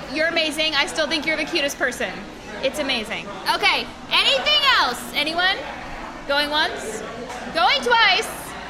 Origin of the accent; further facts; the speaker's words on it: Nevada, Missouri, United States; moved away as an adult; now in Springfield, United States; I am from Nevada. I came here for college, and I've been here ever since.